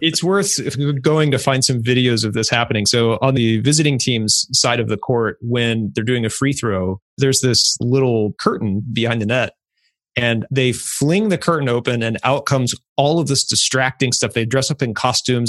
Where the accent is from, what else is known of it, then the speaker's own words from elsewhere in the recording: Ohio, United States; I'm from Ohio